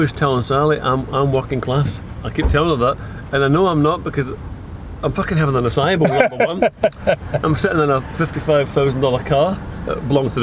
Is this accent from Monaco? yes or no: no; Glasgow, Scotland, United Kingdom; when I grew up in Glasgow in a real kind of lower working class area